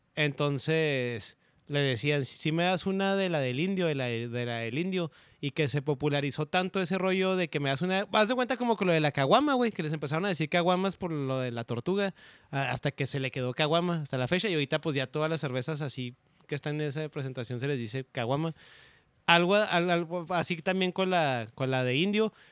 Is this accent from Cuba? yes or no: no; Ciudad Juárez, Chihuahua, Mexico; me acuerdo de niño, güey, allá en Juárez, este, este, mi casa estaba en una esquina